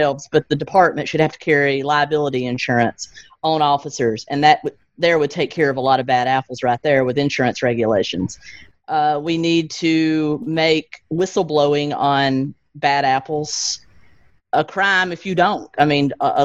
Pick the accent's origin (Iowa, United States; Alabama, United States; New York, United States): Alabama, United States; now in Tennessee, United States; I grew up in Alabama, so I'm Southern all the way around